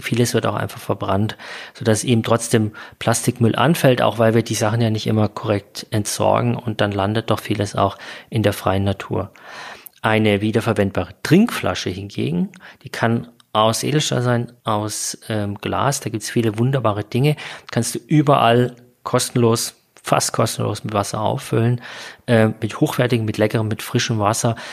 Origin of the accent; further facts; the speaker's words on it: Bavaria, Germany; hier bei uns in Bayern